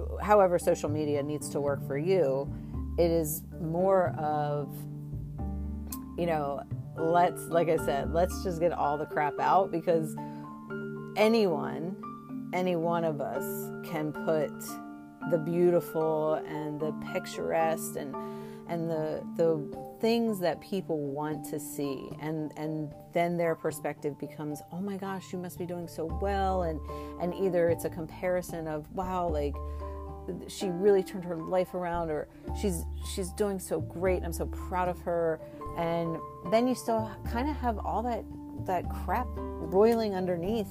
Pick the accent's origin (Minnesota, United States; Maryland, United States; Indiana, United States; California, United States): Maryland, United States; I'm from Maryland